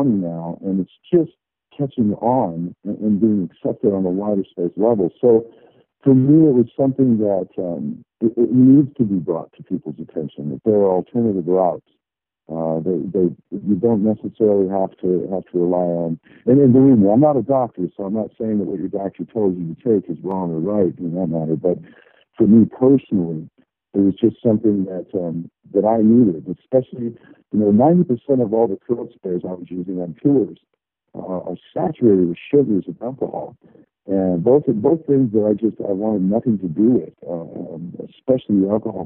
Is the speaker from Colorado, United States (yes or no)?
yes; Colorado, United States; I grew up in Colorado